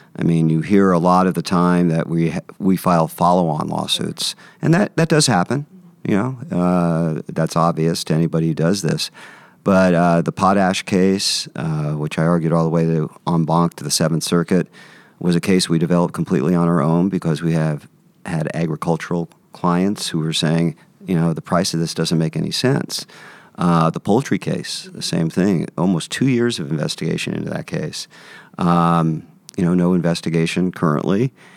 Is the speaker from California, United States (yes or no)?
yes; San Francisco, California, United States; I grew up in San Francisco, San Francisco native